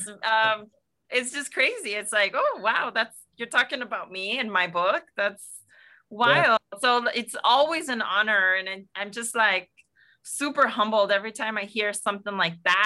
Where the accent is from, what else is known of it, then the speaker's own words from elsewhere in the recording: South El Monte, California, United States; I grew up in El Monte, in South El Monte, in the San Gabriel Valley in Los Angeles County